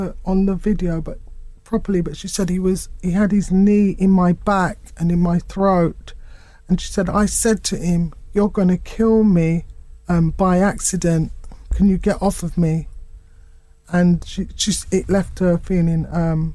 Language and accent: English; United Kingdom; I was born here. We're British